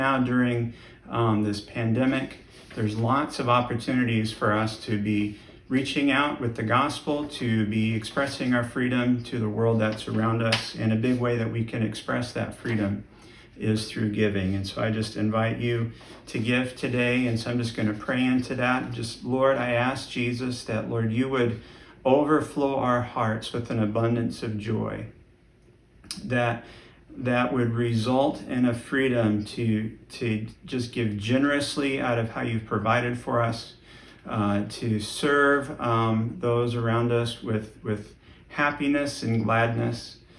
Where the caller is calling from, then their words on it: Marshalltown, Iowa, United States